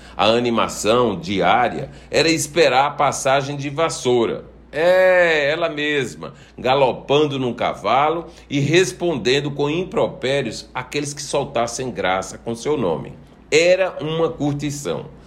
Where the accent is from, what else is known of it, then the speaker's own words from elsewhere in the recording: João Pessoa, Paraíba, Brazil; ruas do Miramar, bairro onde nasci e de onde guardo incrivelmente muitas passagens. Digo incrivelmente porque saí de lá